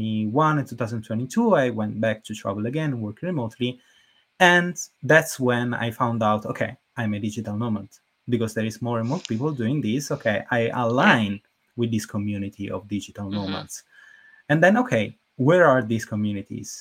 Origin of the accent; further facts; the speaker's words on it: Naples, Campania, Italy; I moved back to Napoli.